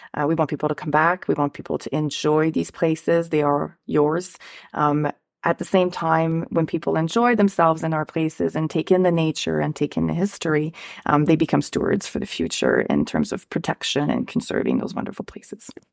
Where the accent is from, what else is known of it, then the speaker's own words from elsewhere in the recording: Ottawa, Ontario, Canada; I'm from Ottawa